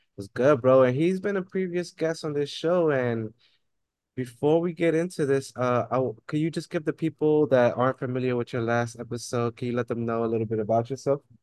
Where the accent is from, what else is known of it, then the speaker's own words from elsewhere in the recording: New York City, New York, United States; growing up in the Bronx, like, and working downtown